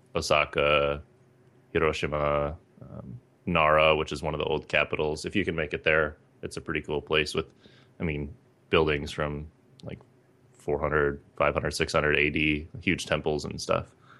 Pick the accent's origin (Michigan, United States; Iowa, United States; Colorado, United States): Michigan, United States; Northern; moved away as an adult; I grew up in Northern Michigan